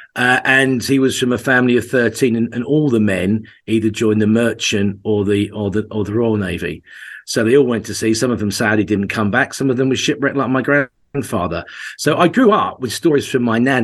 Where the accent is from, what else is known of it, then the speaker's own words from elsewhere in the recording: Essex, East of England, United Kingdom; also born or lived in Norfolk; that's where all my family are from, even though I grew up in Essex.